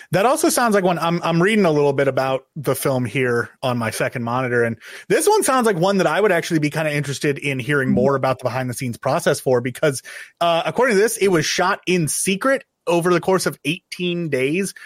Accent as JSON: {"language": "English", "region": "Oregon", "country": "United States", "tie": "born or raised there", "said": "I grew up in Oregon"}